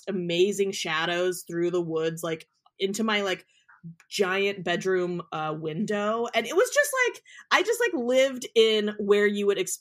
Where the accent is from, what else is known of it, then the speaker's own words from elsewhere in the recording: Willamette Valley, Oregon, United States; I grew up in the Willamette Valley